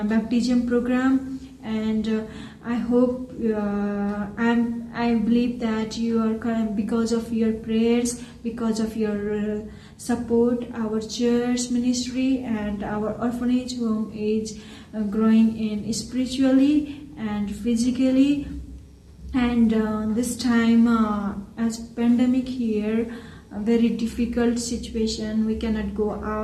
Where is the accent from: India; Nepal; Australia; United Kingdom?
Nepal; from Nepal, and I'm doing ministry in Far West Nepal. God called me to serve my village